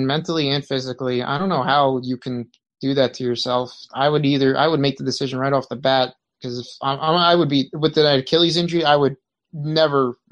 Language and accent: English; New Jersey, United States; I'm from New Jersey.